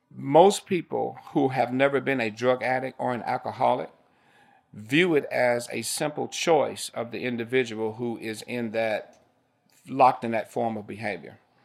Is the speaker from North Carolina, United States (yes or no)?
yes; Greensboro, North Carolina, United States; Being from Greensboro, North Carolina